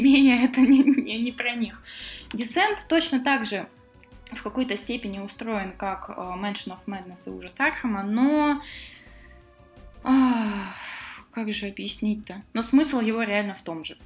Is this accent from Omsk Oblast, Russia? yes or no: yes; Omsk, Omsk Oblast, Russia; Да, я, кстати, из Омска